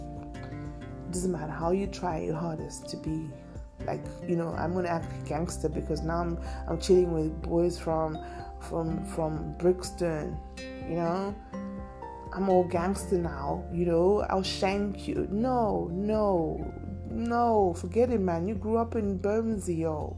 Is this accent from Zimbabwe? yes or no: yes; Harare, Zimbabwe; moved away; I will continuously act like where I was raised. And I'm a G Park B. baby all through and through. You know, Greystone Park every day, all day